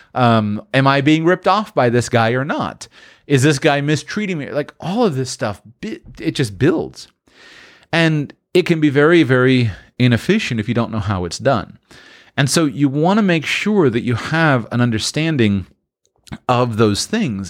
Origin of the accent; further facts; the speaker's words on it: United States; moved away as an adult; I'm from the United States